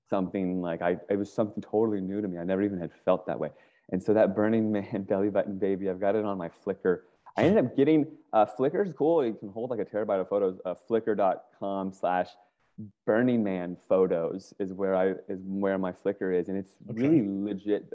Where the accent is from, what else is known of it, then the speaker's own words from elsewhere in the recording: Virginia, United States; moved away as an adult; also born or lived in California; I grew up in Virginia